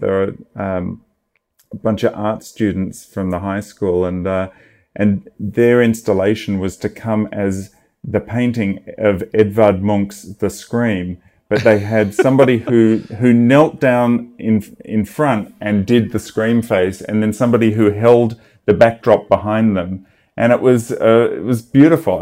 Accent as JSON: {"language": "English", "country": "Australia", "tie": "born or raised there", "moved": "yes", "lives_now": "Los Angeles, United States", "said": "I'm, I'm Australian. I grew up in Australia"}